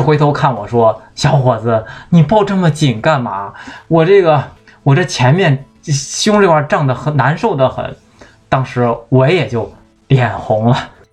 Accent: Shandong, China; 我是山东人

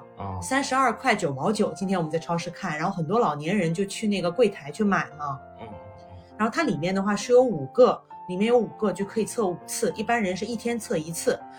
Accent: Guangzhou, Guangdong, China; moved away as an adult; also born or lived in Dalian; now in New Zealand; 在国内的话呢，我是在广州长大的。那我的家乡的话呢，是在大连。我觉得大连和广州呢，都算是大城市。

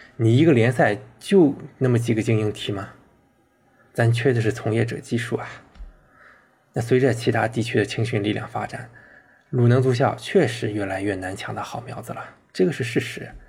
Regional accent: Shandong, China; 我很庆幸我是山东人，是一个泰山球迷

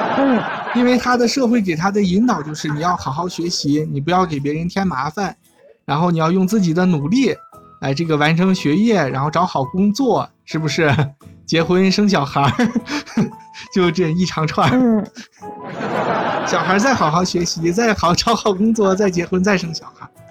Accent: China; 我们中国人的中庸哲学嘛

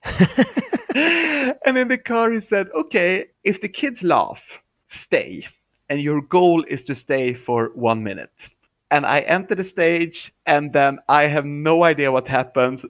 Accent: Uppsala, Uppsala County, Sweden; moved away as an adult; also born or lived in Shanghai, China; I'm in my hometown. It's called Uppsala

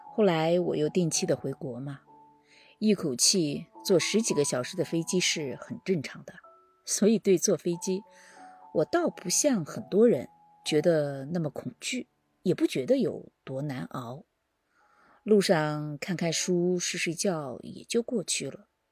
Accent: Gansu, China; moved away as an adult; now in Washington, D.C., United States; 我的老家呢，是一个很小的位于秦岭西端的一个小城

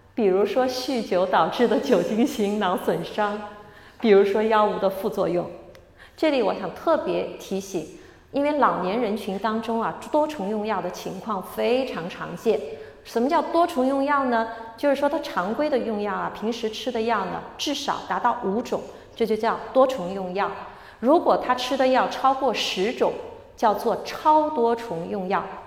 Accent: Shanghai, China; moved away; 我是出生在上海的，我很开心这次有机会回来

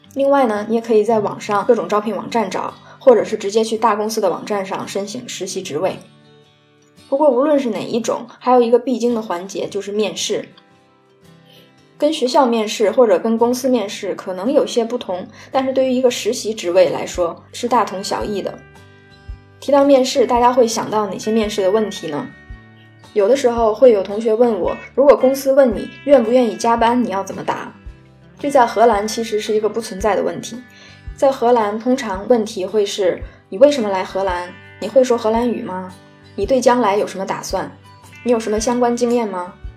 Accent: China; now in Netherlands; 我也是中国人

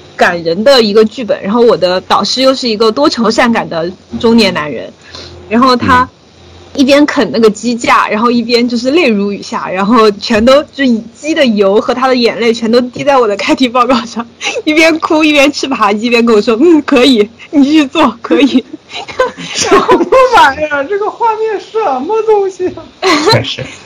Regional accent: Sichuan, China; accent: Sichuanese; 四川话里面管谈恋爱叫耍朋友

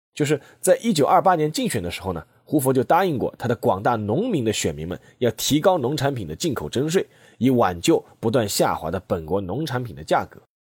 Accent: China; 美国这个国家对我们中国人而言呢，似乎是又熟悉又陌生

